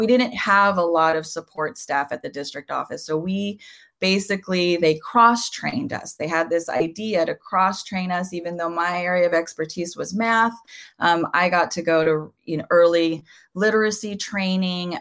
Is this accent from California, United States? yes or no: yes; Southern California, United States; first language Spanish; English is a second language; I was born and raised in Southern California